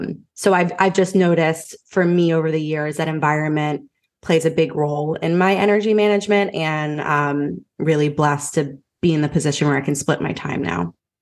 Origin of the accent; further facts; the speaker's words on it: Philadelphia, Pennsylvania, United States; now in Raleigh, United States; Yeah, so I'm from Philly, but I live in Raleigh, North Carolina now.